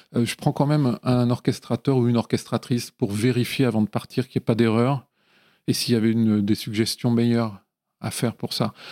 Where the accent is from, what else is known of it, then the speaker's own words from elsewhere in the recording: Lyon, Auvergne-Rhône-Alpes, France; now in Paris, France; Je viens de, Lyon et des environs de Lyon